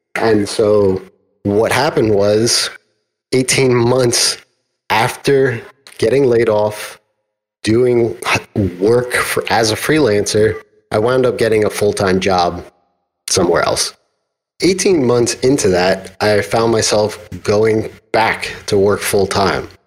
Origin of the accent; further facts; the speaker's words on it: New York, United States; I'm from New York